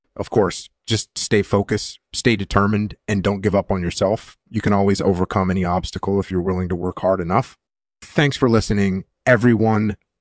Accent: Netherlands; moved away; also born or lived in United States; I was born in the Netherlands, and I did my military service in the Netherlands

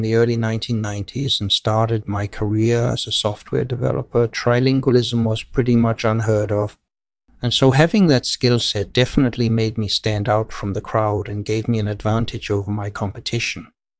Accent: Norway; also born or lived in Denmark; So I was born in Denmark and then I grew up in Norway and Swedish.

